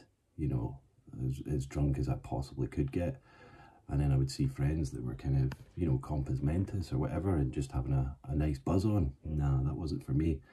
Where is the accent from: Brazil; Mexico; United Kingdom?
United Kingdom; Glasgow, Scotland; moved away as an adult; also born or lived in Aberdeen / Cambridgeshire / Manchester / Isle of Man; growing up in Glasgow in, you know, the 90s